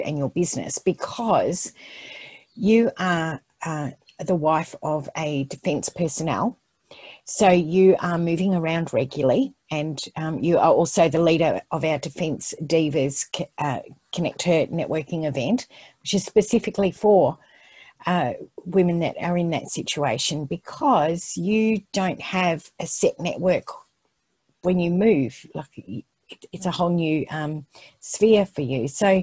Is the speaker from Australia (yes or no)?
yes; Perth, Western Australia, Australia; moved away as an adult; now in Melbourne, Australia; I moved from Perth to Melbourne, I think about 23 or something years ago